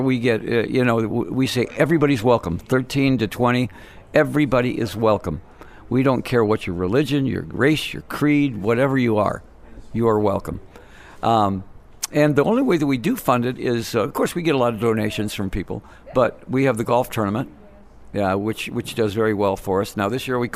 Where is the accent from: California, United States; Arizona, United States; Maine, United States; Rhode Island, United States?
Arizona, United States; Phoenix; I grew up in Phoenix, and I've been here 50 years